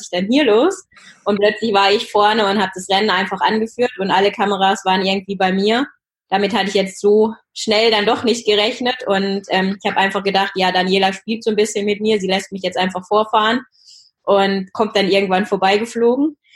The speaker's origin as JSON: {"language": "German", "area": "Taunus", "region": "Hesse", "country": "Germany", "tie": "born or raised there", "said": "ich bin äh, in Schloss im Taunus aufgewachsen. Das ist ein ganz kleines Dorf sozusagen am Fuße des Feldberges"}